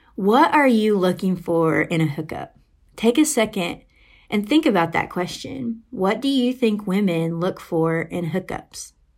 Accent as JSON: {"language": "English", "region": "Arkansas", "country": "United States", "tie": "born or raised there", "moved": "as an adult", "lives_now": "Arizona, United States", "said": "I grew up in Arkansas, and I actually went to University of Arkansas for college."}